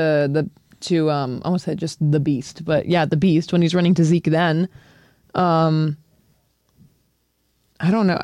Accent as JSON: {"language": "English", "country": "Mexico", "said": "I'm Mexican"}